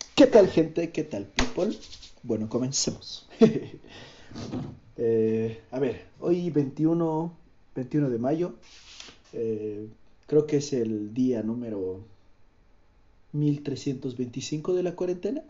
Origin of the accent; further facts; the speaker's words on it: Cochabamba, Bolivia; soy de Bolivia, soy de Cochabamba, vivo en Cochabamba